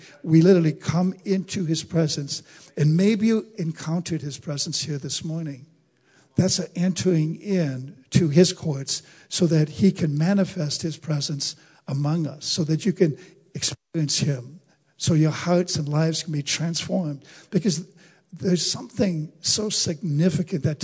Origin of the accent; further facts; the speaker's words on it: United States; as American citizens